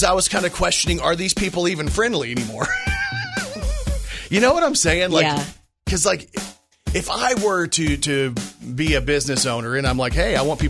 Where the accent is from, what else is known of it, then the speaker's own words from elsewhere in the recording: Texas, United States; also born or lived in Okinawa, Japan (mother's origin); now in Arkansas, United States; I'm from Texas too.